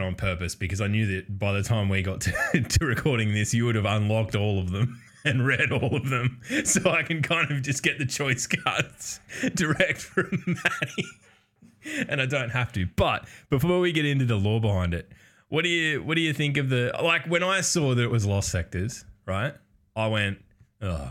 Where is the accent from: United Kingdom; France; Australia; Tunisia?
Australia; by virtue of being Australian